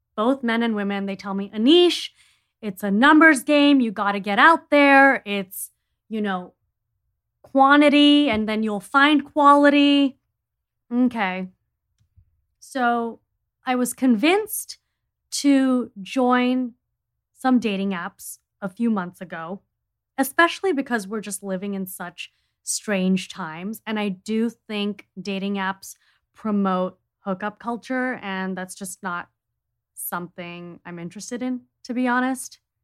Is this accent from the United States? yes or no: no; India; I'm from India